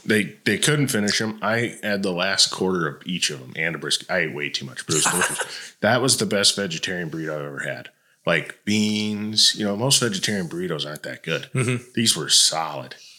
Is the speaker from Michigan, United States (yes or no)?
yes; Detroit, Michigan, United States; moved away as an adult; also born or lived in Toledo, Ohio; now in Tennessee, United States; I grew up in Michigan and Ohio, so I from Detroit and Toledo